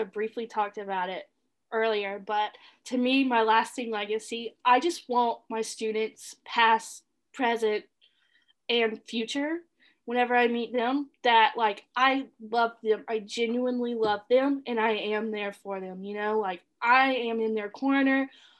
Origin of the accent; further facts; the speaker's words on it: the South, United States; We're from the South. Come on, Andrew. We've seen them.